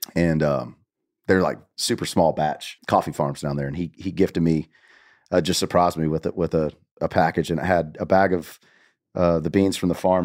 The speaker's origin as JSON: {"language": "English", "town": "Tullahoma", "region": "Tennessee", "country": "United States", "said": "From Tullama, Tennessee"}